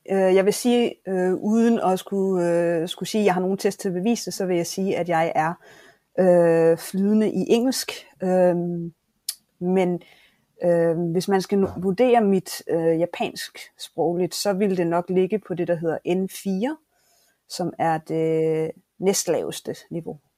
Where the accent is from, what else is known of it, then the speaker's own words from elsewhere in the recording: Southern Denmark, Denmark; Så ja, vi skal... jeg er Fynboer 100%.